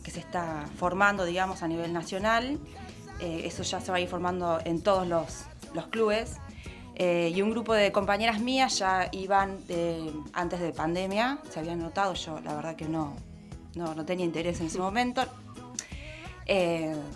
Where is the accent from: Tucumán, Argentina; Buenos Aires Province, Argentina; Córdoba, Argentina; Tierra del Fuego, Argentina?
Córdoba, Argentina; Villa Carlos Paz; moved away; Yo soy de Córdoba, de Carlos Paz, y bueno, me vine a vivir hace 20 años.